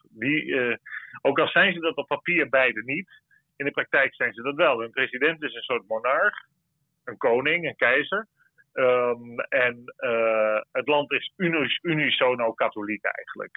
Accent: Netherlands; voor ons als Nederlanders

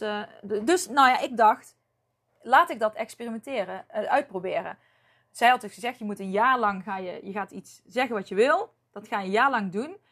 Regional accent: North Brabant, Netherlands; accent: Brabants; ik heb me nooit geschaamd voor mijn Brabants accent

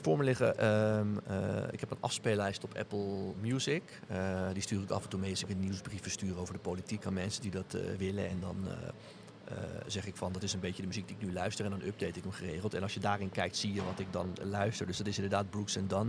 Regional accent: Netherlands; also born or lived in Charlottesville, Virginia; ik kom uit Nederland

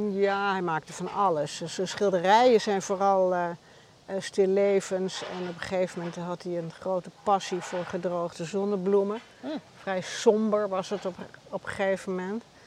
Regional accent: Amsterdam, North Holland, Netherlands; also born or lived in Bergen; ik ben in Amsterdam geboren

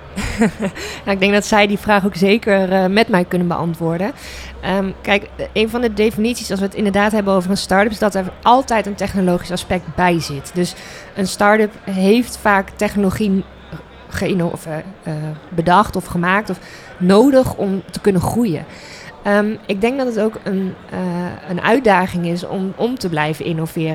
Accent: The Hague, South Holland, Netherlands; now in Groningen, Netherlands; ik kom zelf uit Den Haag

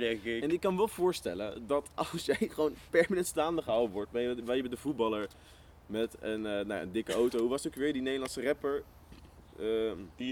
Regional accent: Netherlands; als Nederlander

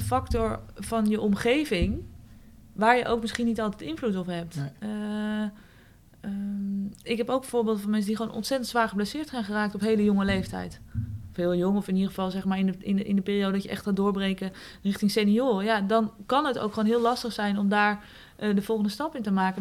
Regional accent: Eelde, Drenthe, Netherlands; Ja, ik ben opgegroeid in Eelde Zwolle. Eigenlijk mijn hele jeugd heb ik daar gewoond

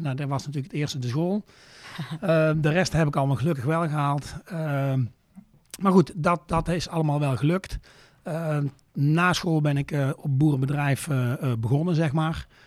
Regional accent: Luyksgestel, North Brabant, Netherlands; Ik eh, kom uit het eh, Brabantse plaatsje Luik-Scherstel. Ja. Ligt zeg maar tegen de Belgische grens aan, nog 25 kilometer onder Eindhoven

